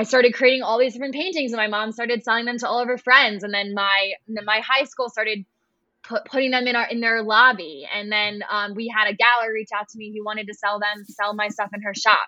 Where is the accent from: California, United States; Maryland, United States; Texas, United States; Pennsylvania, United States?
Maryland, United States; Annapolis; I am from Annapolis, Maryland